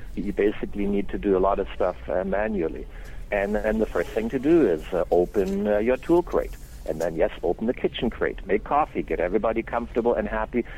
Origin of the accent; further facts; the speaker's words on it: Germany; moved away as an adult; now in Canada; am actually German born and raised